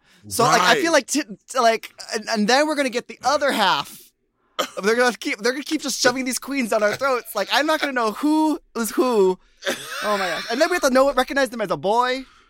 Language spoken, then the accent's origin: English; United States; That's what I love about the UK, because like I'm American